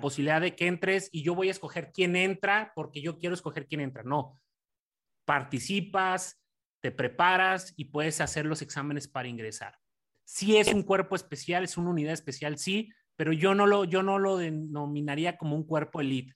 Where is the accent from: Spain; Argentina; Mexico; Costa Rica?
Mexico; moved away; por mis, por mis conacionales